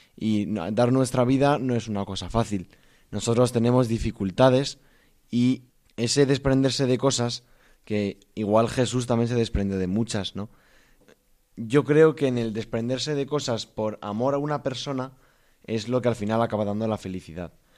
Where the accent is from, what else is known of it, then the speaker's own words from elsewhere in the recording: Valencia, Valencian Community, Spain; soy de Valencia